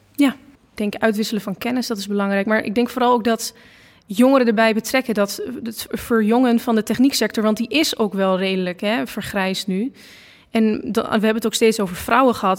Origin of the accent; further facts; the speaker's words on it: Losser, Overijssel, Netherlands; also born or lived in Enschede; ik kom uit Losser